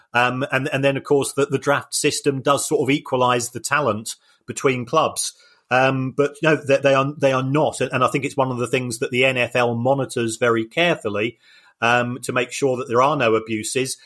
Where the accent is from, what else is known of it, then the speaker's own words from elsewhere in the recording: United Kingdom; I'm a Brit and my language skills